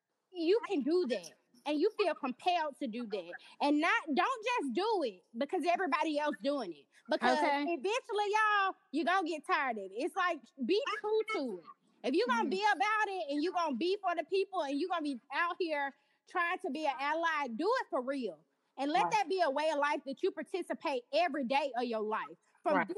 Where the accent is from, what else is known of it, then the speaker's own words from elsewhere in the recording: Fairfield, United States; I'm from Fairfield